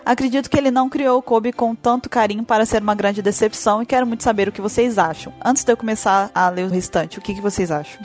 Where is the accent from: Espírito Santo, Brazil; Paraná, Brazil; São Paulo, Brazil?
Espírito Santo, Brazil; sou de Guarapari, Espírito Santo